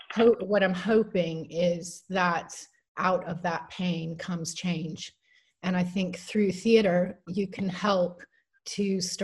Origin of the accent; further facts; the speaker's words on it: Minneapolis, Minnesota, United States; now in United Kingdom; I was born in Minneapolis, Minnesota